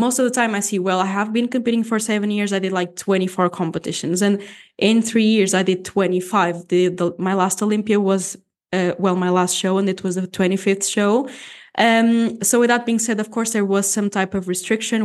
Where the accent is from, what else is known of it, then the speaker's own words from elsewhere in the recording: Portugal; first language Portuguese; English is a second language; also born or lived in Canada; Portuguese is my first language